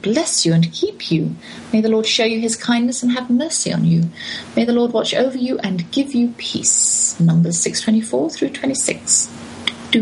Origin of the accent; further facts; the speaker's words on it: United Kingdom; moved away as an adult; now in United States; my legality in America as a British citizen